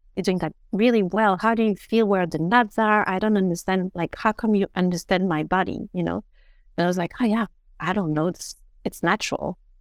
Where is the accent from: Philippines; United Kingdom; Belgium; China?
Belgium; I was brought up in Belgium